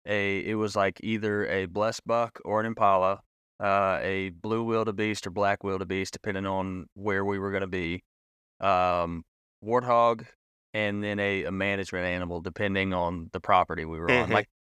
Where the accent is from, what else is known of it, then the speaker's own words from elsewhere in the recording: Mississippi, United States; I thought I heard Kuche, but I am very much from Mississippi.